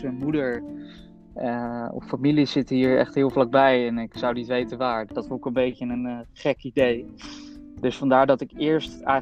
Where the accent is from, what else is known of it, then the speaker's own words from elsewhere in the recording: Colombia; now in Netherlands; Ik ben zeker trots dat ik uit Colombia kom.